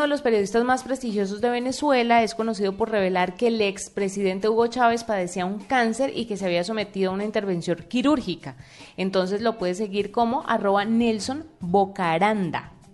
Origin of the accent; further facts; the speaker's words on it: Colombia; siendo uno colombiano